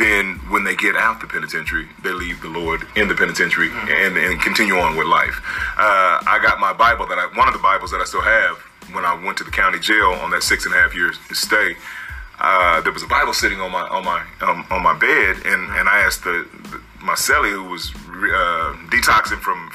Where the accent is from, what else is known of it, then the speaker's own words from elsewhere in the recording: Tulsa, Oklahoma, United States; now in Oklahoma City, United States; I'm from Tulsa, Oklahoma. Been in Oklahoma City so long, they say I'm not from Tulsa anymore, but I am